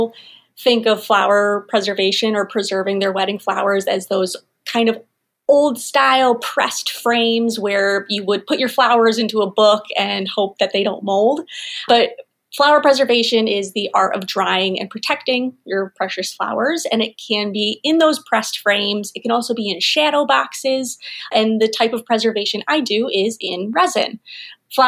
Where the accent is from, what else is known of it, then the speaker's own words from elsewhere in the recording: Rochester, New York, United States; also born or lived in Ithaca / Nashville; I grew up here in the Finger Lakes area. I grew up in Rochester